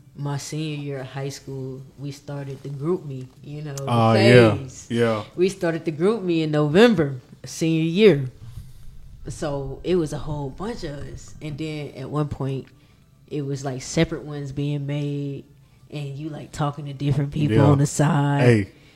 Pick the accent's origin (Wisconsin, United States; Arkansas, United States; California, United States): Arkansas, United States; born there; I mean, I'm from the country. I mean, I was born in Arkansas, so you know.